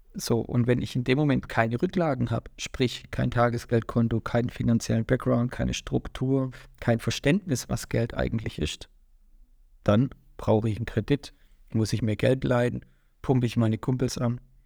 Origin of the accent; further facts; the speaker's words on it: Swabia, Baden-Württemberg, Germany; also born or lived in Waiblingen; komme aus Schwaben